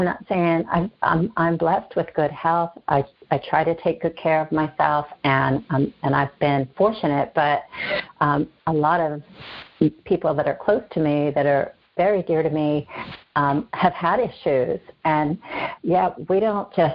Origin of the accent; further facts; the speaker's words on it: Pittsburgh, Pennsylvania, United States; born and raised in Pittsburgh